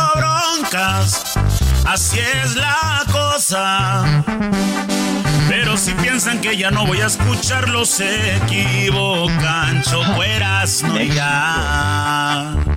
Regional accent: Tucson, Arizona, United States; also born or lived in Nogales, Sonora, Mexico; soy nacido en Tucson, Arizona, originario de Tucson, Arizona

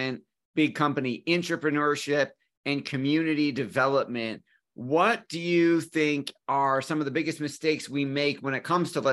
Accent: Amherst, New York, United States; Amherst, Buffalo, New York

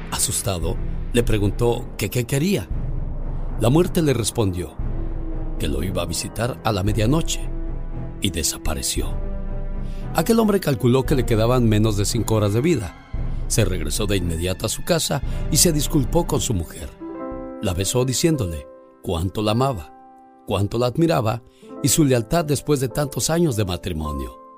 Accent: Morelia, Michoacán, Mexico; moved away; Un día salí de Morelia, Michoacán, pero Morelia, Michoacán nunca salió de mí.

